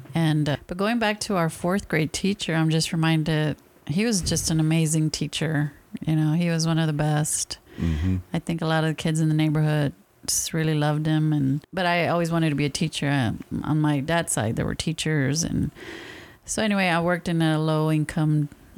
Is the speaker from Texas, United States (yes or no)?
yes; San Antonio, Texas, United States; we grew up in the same neighborhood